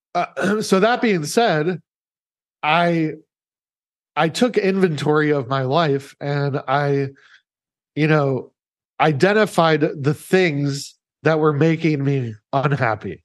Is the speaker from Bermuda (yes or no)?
no; Omaha, Nebraska, United States; moved away; I was living in, in Omaha, Nebraska at the time, by the way, which is my hometown